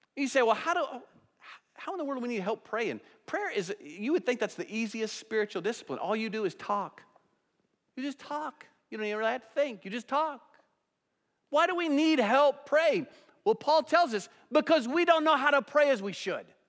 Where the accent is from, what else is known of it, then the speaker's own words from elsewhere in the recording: United States; also born or lived in Johnson County; we as American Christians